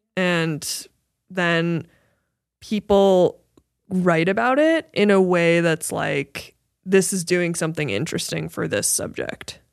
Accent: Midwest, United States; moved away; inspired by my hometown and my, and the Midwest

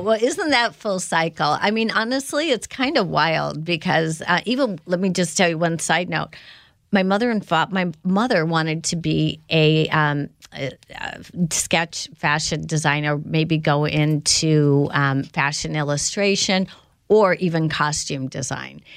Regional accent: Indiana, United States; growing up in Indiana

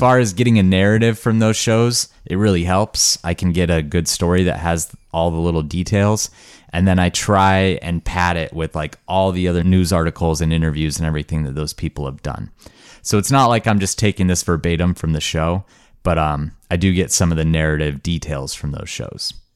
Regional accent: Montana, United States; growing up in Montana, which was a really idyllic place to grow up.

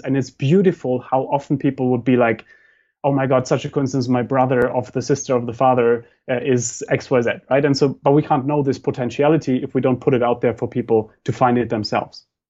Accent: Germany; moved away; I come from Germany

